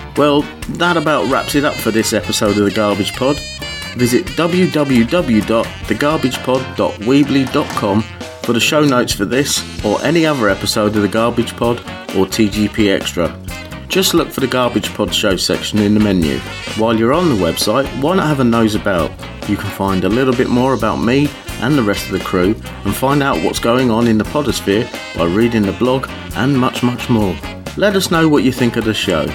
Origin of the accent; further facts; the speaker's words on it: Aylesbury, South East England, United Kingdom; Stoke Mandeville, which is part of Aylesbury in Buckinghamshire, which is my hometown